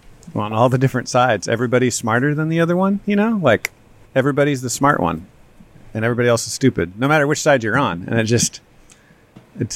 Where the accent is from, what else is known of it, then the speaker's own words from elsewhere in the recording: Texas, United States; I'm a Texan